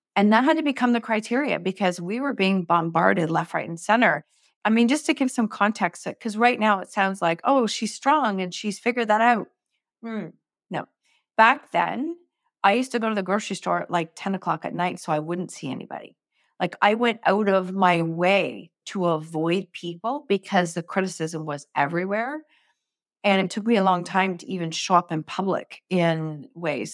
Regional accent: Canada; I'm from Canada, so we have, like, huge arenas

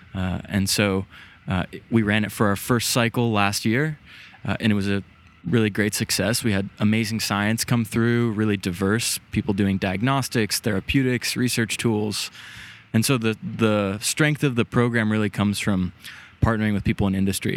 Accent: San Diego, California, United States; moved away; growing up, I, I'm from San Diego originally

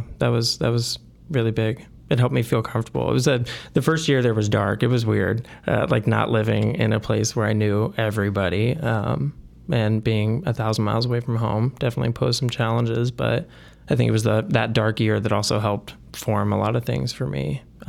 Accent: Burlington, Iowa, United States; born there; I was born in Burlington, Iowa, small town in Southeast Iowa. I went to the University of Iowa for undergrad and got a BS in psychology. And it was at that point that I knew that I wanted to get out of Iowa.

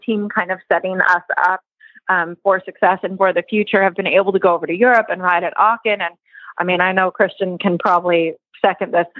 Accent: California, United States; moved away; we are originally from California

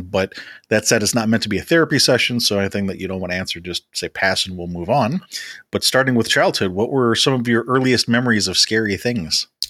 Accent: Chicago, Illinois, United States; growing up in Chicago

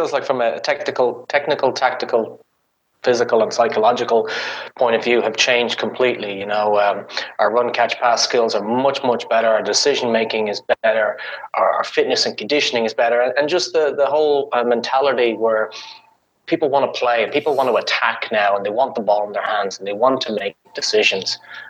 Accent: Ireland; now in United States; You know, I came from Ireland where it's green and lush and everything's brown.

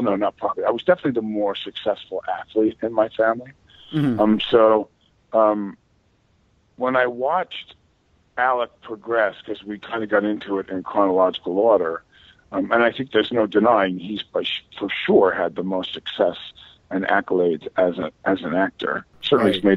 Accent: Massapequa, New York, United States; I grew up in Massapequa

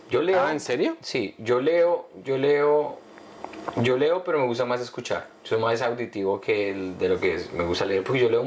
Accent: Colombia

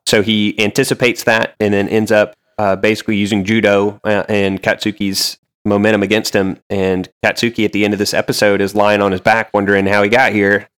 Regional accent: the South, United States; I am from the South, I've lived in the South

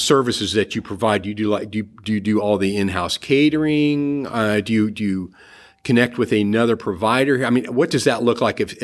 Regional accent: Cincinnati, Ohio, United States; moved away as an adult; now in Florida, United States; I'm originally from the Midwest, from the Cincinnati area

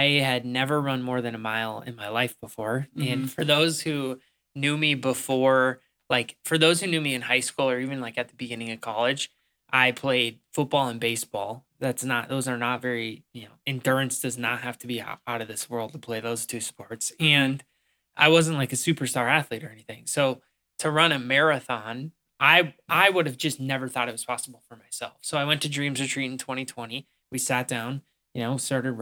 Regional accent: Pierce, Minnesota, United States; in my hometown of Pierce, Minnesota

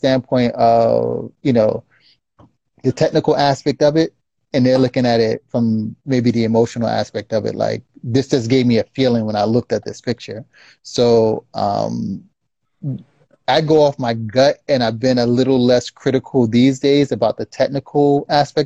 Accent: Irvington, New Jersey, United States; we grew up in Irvington

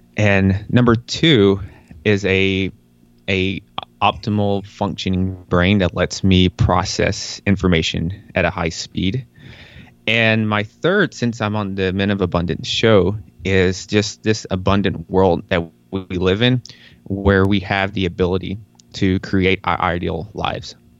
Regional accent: Tennessee, United States; I was born in Tennessee

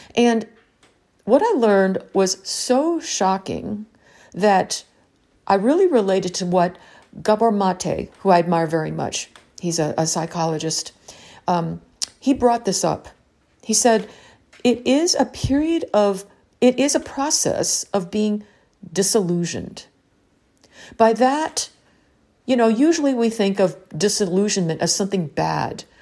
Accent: United States; growing up in the American education system

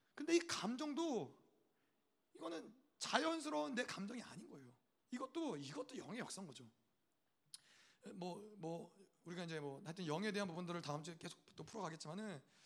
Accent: United States; 저는 미국 사람이니까

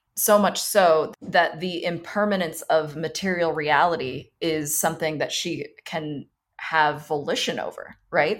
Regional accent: Thailand; moved away; I grew up in Thailand

